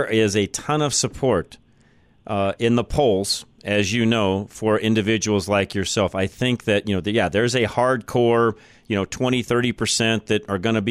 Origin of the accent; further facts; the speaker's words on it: north end of the Denver metro area, Colorado, United States; grew up in the north end of town